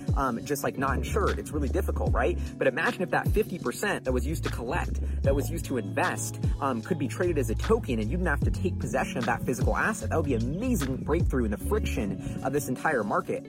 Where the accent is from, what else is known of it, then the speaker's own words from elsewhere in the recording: New York, United States; growing up in New York